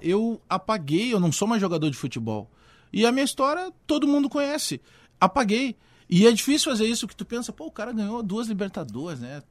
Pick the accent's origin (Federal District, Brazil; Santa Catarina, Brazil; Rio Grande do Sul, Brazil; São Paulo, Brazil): Rio Grande do Sul, Brazil; Porto Alegre; also born or lived in Bagé; eu me criei, eu morei em Bagé, eh, nasci em Bagé, mas vim muito cedo em Porto Alegre. E, e eu me criei na Restinga, na Zona Sul.